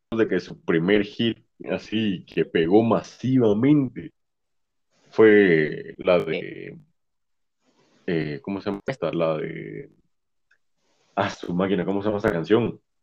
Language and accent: Spanish; Guatemala; aquí en Guatemala